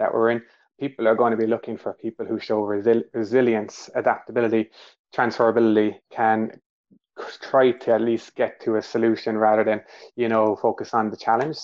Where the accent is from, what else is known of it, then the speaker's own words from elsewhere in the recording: Ireland; accent: Irish; My Irish accent and slangs are coming through here